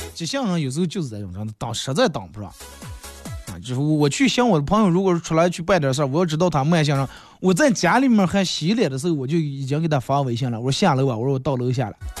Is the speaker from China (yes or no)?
yes; Inner Mongolia, China; 我们内蒙